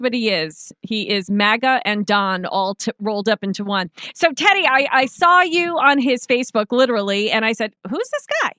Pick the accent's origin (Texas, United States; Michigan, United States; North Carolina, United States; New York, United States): New York, United States; I'm from New York